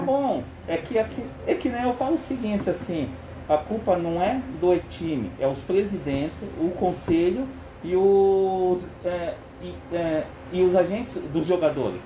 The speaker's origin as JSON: {"language": "Portuguese", "town": "Curitiba", "region": "Paraná", "country": "Brazil", "tie": "born or raised there", "also_born_or_lived": "São Paulo", "said": "eu nasci aqui em Curitiba, uhum. em 75"}